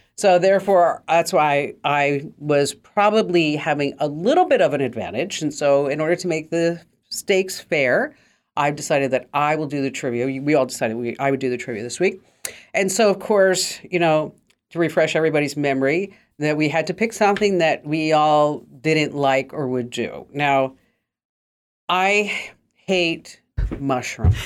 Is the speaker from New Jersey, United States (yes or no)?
yes; New Jersey, United States; I'm from New Jersey